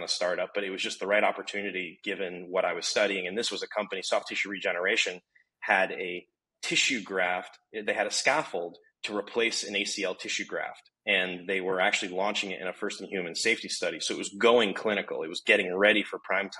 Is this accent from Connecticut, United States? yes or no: yes; Connecticut, United States; I'm Connecticut born and bred.